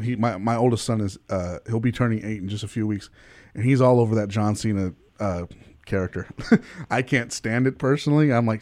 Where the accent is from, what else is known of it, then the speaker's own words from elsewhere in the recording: Dallas, Texas, United States; I grew up here in Dallas